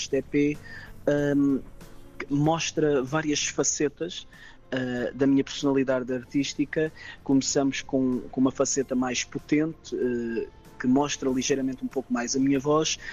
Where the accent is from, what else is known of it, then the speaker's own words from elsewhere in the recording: Algarve, Portugal; sou algarvio, algarvio de gema